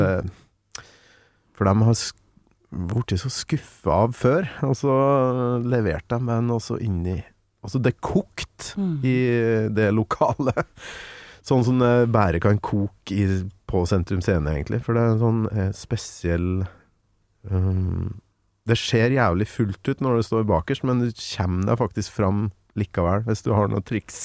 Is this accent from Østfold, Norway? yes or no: no; Kolvereid, Trøndelag, Norway; now in Oslo, Norway; Kolvereid, der jeg kommer fra.